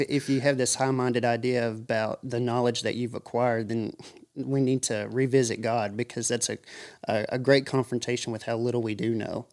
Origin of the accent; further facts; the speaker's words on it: Monroe County, Tennessee, United States; I live in Tulco Plains, Tennessee, and, uh, born and raised in Monroe County.